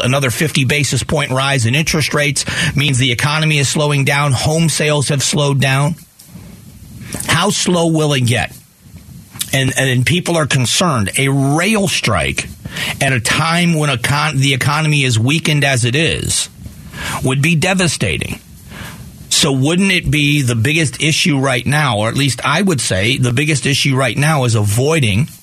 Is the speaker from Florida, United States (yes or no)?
yes; Southwest Florida, United States; also born or lived in Cleveland, Ohio; now in Arizona, United States; I was born in Northeast Ohio in Cleveland, and my uncles were Teamsters. So I have union membership in my family. But I grew up in Southwest Florida